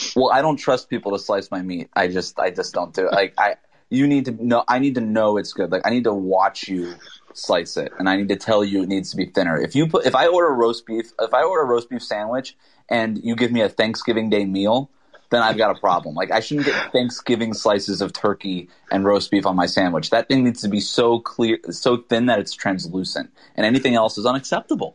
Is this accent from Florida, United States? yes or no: yes; South Florida, United States; I'm from South Florida